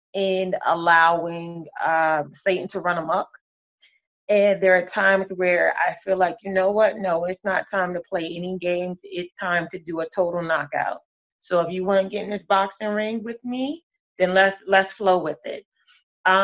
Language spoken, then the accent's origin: English; Cape Charles, Virginia, United States; I am from Cape Charles, Virginia.